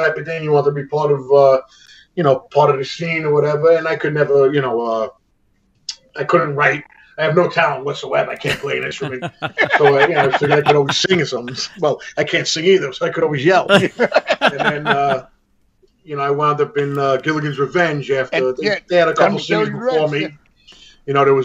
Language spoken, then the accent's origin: English; New York City, New York, United States; also born or lived in Astoria, Queens; I grew up in Jackson Heights, like Danny.